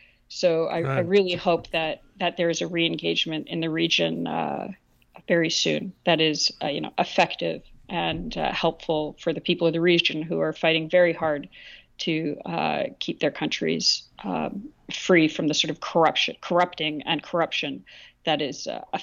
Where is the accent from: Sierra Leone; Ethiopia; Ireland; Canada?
Canada; As you know, I'm a Canadian, eh?